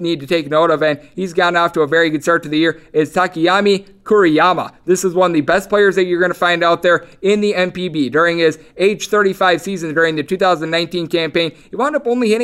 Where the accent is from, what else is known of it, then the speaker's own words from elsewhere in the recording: Wisconsin, United States; I'm from Wisconsin, a big fishing hub and a place that always has Fish Fry Fridays